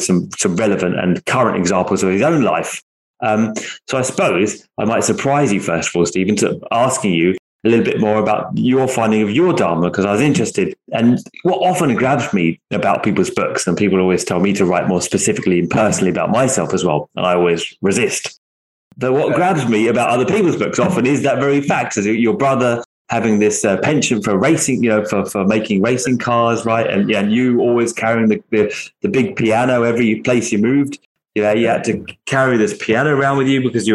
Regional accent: Essex, East of England, United Kingdom; I was from Essex. You know, it's more of a working class area

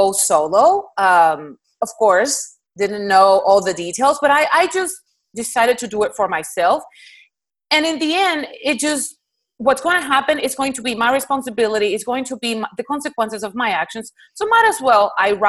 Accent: Puerto Rico; moved away as an adult; now in Houston, United States; I'm originally from Puerto Rico, and that's where I did my all my training up to med school

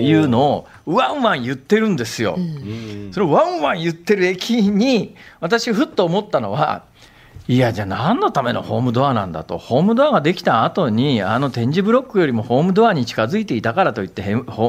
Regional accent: western Saitama, Japan; moved away as an adult; 私が、あの、小、小学校上がる1年前から大学卒業するまで過ごした埼玉県の、はい、えー、西部地域の方はですね

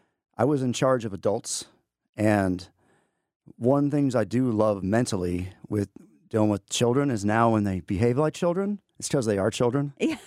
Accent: Amarillo, Texas, United States; now in Georgia, United States; So I'm originally from Amarillo, Texas. And because of the Navy is how I ended up in Georgia.

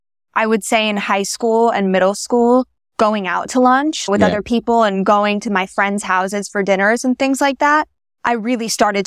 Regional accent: New York City, New York, United States; We're an American Jewish family. Grew up in New York City, right in like Midtown kind of area.

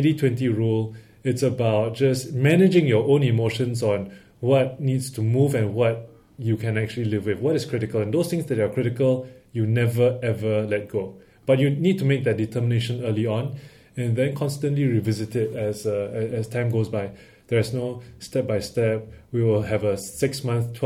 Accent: Singapore; As all Singaporean males do, I joined the military

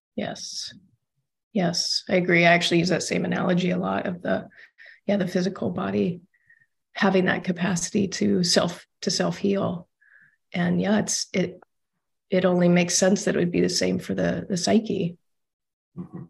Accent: Austin, Texas, United States; moved away; I'm from Austin originally, so out of Texas.

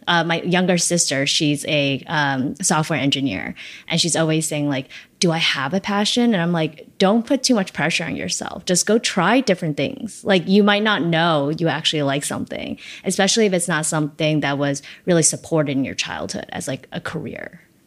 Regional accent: New York City, New York, United States; also born or lived in China; I came to Flushing, actually, first

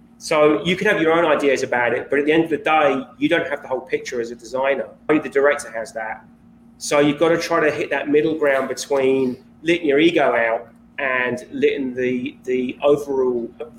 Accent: Kent, South East England, United Kingdom; accent: south of England; My accent? Yeah. It's south of England. It's Kent. So it's basically like just a little bit southeast of London.

